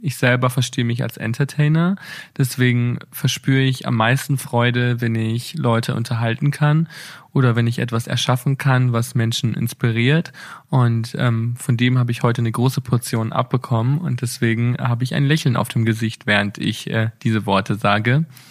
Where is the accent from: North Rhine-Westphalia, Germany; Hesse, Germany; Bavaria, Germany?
Bavaria, Germany; Bad Reichenhall; now in Berlin, Germany; meiner Heimatstadt